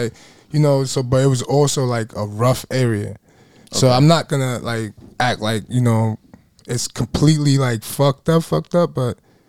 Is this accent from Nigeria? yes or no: yes; Surulere, Lagos, Nigeria; It's Lagos State, you feel me? Nigeria, you feel me? But I'm from Surulere. It's a area in Lagos.